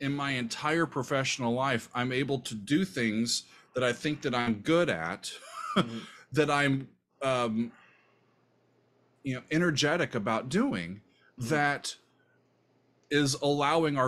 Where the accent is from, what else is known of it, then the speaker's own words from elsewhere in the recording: Omaha, Nebraska, United States; moved away as an adult; also born or lived in Kansas; now in New Jersey, United States; I consider Omaha my hometown